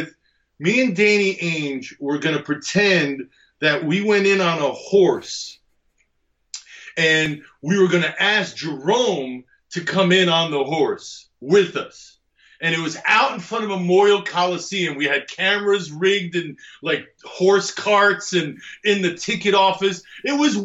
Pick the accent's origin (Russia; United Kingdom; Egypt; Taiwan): Egypt; moved away; also born or lived in Greece; where I'm from in Egypt